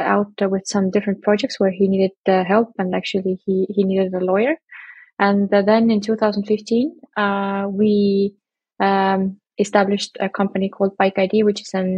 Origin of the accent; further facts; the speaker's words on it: Estonia; now in Berlin, Germany; we are from Estonia